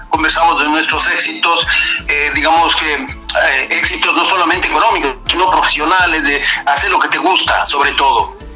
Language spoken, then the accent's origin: Spanish; Ibarra, Imbabura, Ecuador; moved away as an adult; also born or lived in Spain / Netherlands; now in Germany; yo soy un ibarreño nativo de, del barrio de Ajamí Chiquito. Lo que pasa es que yo me crié en La Victoria